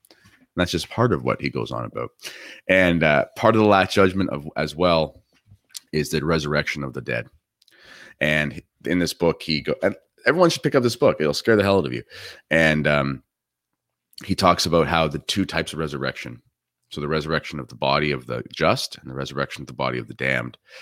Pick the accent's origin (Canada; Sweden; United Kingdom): Canada